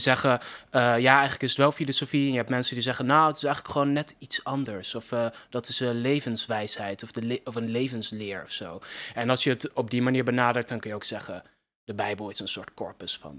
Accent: Netherlands; als Nederlanders

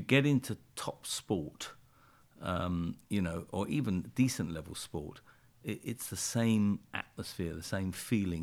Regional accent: London, United Kingdom; I was born and brought up in a, uh, a suburb of London called Brixton

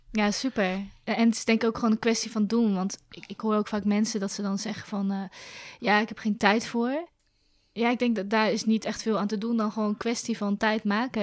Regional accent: Zwijndrecht, South Holland, Netherlands; Ik ben opgegroeid in Zwijndrecht

